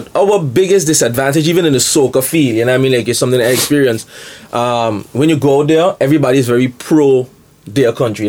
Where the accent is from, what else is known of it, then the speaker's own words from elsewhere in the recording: St. Kitts & Nevis; People, like, everybody in St. Kitts could trace back their family. Yo, my family been here 100 years. Born and raised in St. Kitts, you know?